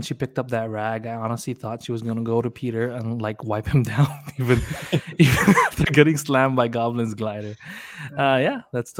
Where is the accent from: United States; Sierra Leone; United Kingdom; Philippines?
Philippines; because we're Filipino, so we were able to understand the Lola.